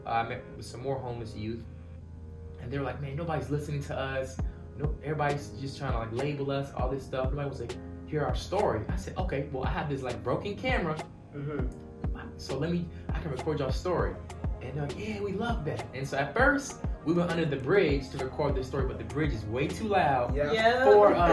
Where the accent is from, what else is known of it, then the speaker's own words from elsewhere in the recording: Virginia Beach, Virginia, United States; moved away as an adult; also born or lived in Pennsylvania; now in Tulsa, United States; we grew up on the East Coast, Virginia Beach area, East Coast